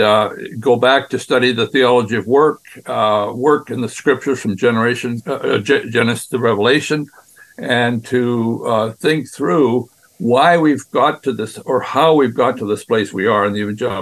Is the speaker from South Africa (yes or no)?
no; Western Canada, Canada; moved away as an adult; also born or lived in Brazil; I grew up in Western Canada